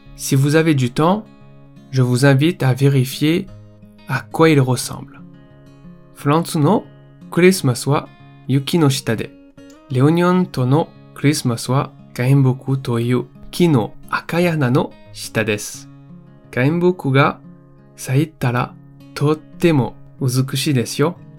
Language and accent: French; Réunion; moved away; je suis originaire de l'île de la Réunion, une île française encore bien peu connu au Japon.